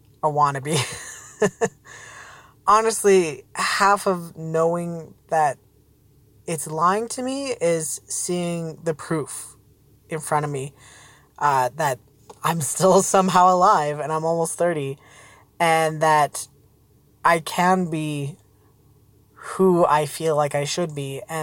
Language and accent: English; Alberta, Canada; I'm from Alberta, Canada, pretty high up north.